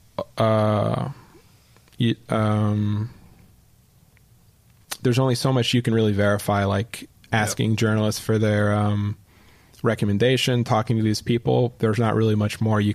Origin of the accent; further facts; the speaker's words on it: Canada; now in New York, United States; as a Canadian